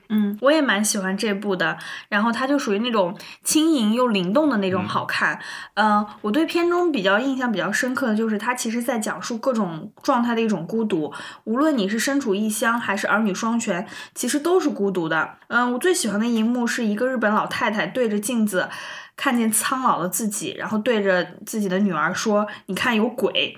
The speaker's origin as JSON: {"language": "Chinese", "region": "Gansu", "country": "China", "said": "我也是甘肃人"}